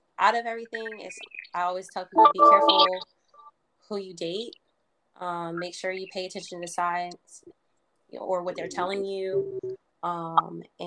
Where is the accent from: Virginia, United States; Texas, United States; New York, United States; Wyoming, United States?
Virginia, United States; I am from the DMV, and I'm from Virginia. I've been in Virginia for about 20 years.